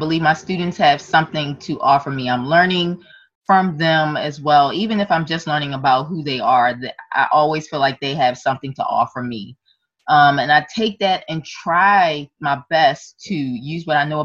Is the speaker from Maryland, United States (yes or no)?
yes; Maryland, United States; I have been born and raised in Maryland